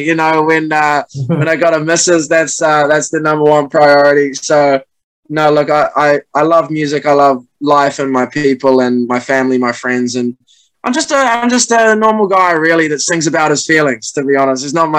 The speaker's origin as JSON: {"language": "English", "country": "New Zealand", "said": "Yeah, and you know, as a Kiwi, you follow the All Blacks too."}